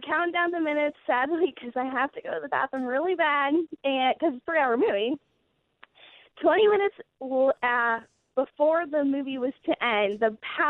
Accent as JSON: {"language": "English", "town": "Gettysburg", "region": "Pennsylvania", "country": "United States", "said": "because I'm from Gettysburg, Pennsylvania. So everything was black."}